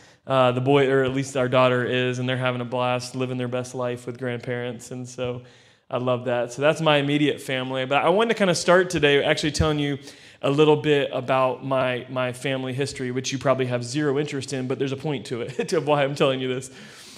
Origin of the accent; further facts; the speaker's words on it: Florida, United States; I come from Florida in the States.